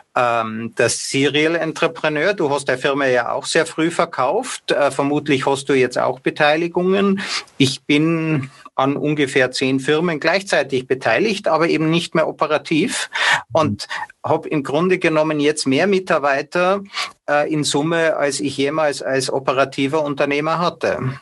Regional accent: Austria; bei uns in Österreich

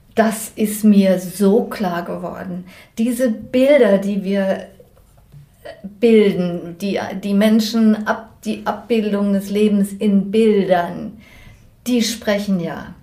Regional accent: Germany; moved away as an adult; now in Switzerland; Ich komme von Deutschland

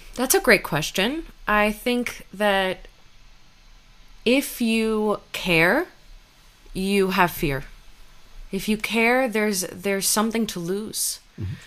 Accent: United States; my parents are Cuban refugees and I grew up in the United States

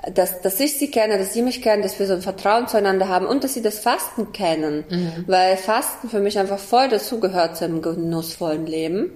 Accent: Kazakhstan; moved away; Ich bin in Kasachstan geboren

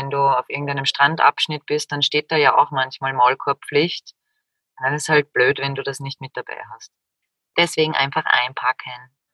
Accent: Austria; Der 1. Januar. Bei uns in Österreich auch Jänner genannt.

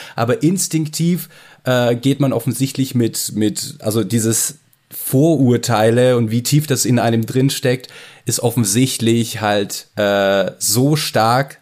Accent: Ukraine; moved away; also ich komme aus der, aus der Ukraine

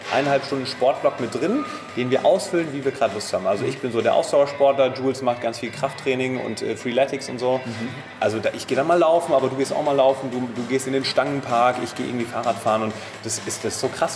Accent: Main-Taunus-Kreis, near Frankfurt am Main, Hesse, Germany; moved away; wir kommen aus der Nähe von Frankfurt am Main, aus dem Main-Taunus-Kreis

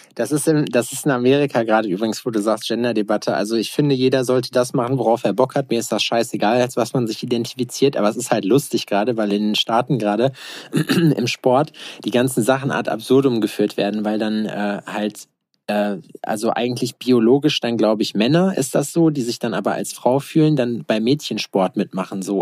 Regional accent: Berlin, Germany; als Berliner

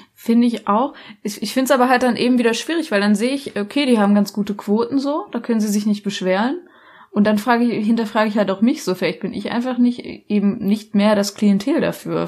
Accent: Black Forest, Baden-Württemberg, Germany; ich komme aus dem Schwarzwald

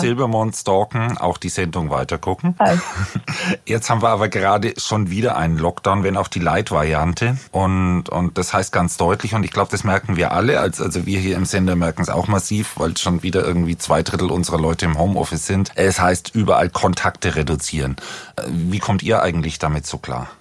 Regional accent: Franconia, Bavaria, Germany; accent: Franconian; ich komme ja aus Franken

